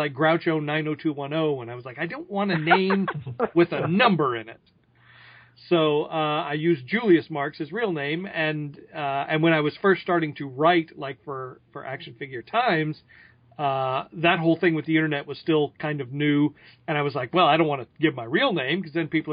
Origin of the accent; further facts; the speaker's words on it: Tulsa, Oklahoma, United States; moved away as an adult; now in Los Angeles, United States; I grew up in Tulsa, Oklahoma. I lived there for, 18 years.